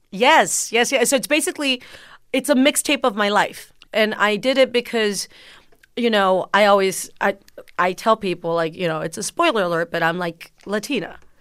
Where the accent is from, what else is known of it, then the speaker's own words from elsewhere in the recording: McAllen, Texas, United States; first language Spanish; English is a second language; growing up in McAllen, Texas, down south